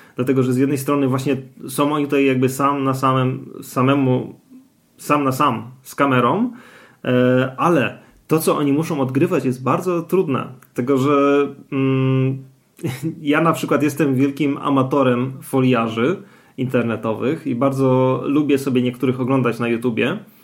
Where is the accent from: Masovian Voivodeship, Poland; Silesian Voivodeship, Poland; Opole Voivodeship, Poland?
Silesian Voivodeship, Poland; Gliwice; ja jestem z Gliwic